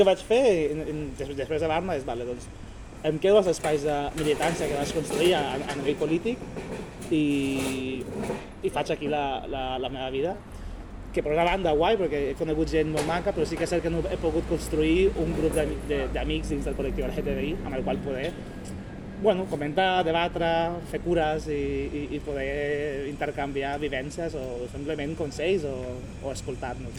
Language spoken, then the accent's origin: Catalan; Honduras; now in Sabadell, Spain; d'on vinc, de, des d'Honduras, persona latina